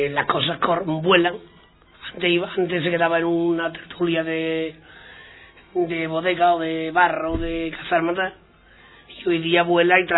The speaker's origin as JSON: {"language": "Spanish", "town": "Seville", "region": "Andalusia", "country": "Spain", "said": "yo soy un sevillano, me considero sevillano de pronto en todos los aspectos"}